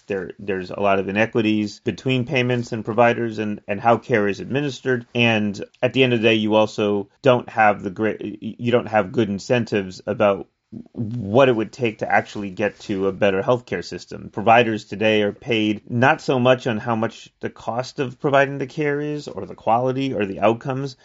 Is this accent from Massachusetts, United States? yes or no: no; New York City, New York, United States; moved away as an adult; also born or lived in New Jersey; now in California, United States; I grew up in the Bronx, New York City.